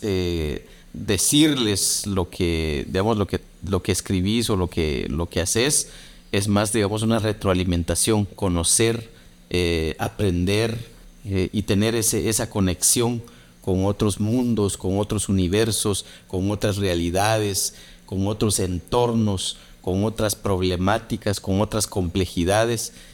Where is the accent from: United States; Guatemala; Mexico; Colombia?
Guatemala; soy de Guatemala